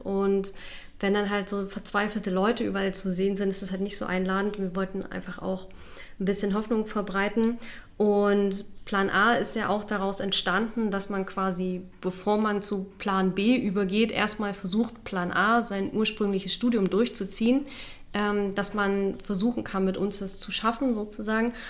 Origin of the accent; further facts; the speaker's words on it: Halle, Saxony-Anhalt, Germany; von der Uni meiner Heimatstadt. Ich, also ich komme aus Halle, wollte dort auch gerne bleiben